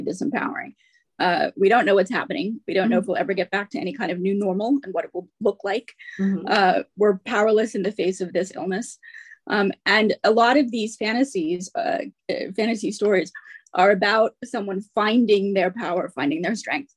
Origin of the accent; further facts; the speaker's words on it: United States; now in Manchester, United Kingdom; I'm obviously an American, but I live in Manchester, just north of Manchester